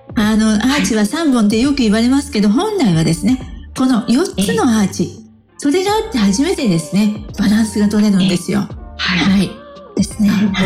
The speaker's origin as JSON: {"language": "Japanese", "town": "Matsue", "region": "Shimane", "country": "Japan", "tie": "born or raised there", "also_born_or_lived": "Okayama / Shimonoseki", "moved": "yes", "said": "私の実家でありますね、松江"}